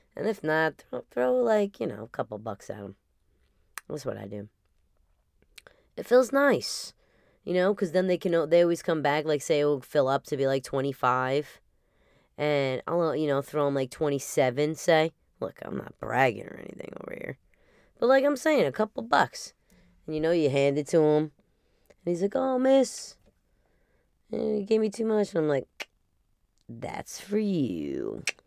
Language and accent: English; New Jersey, United States; for my upbringing here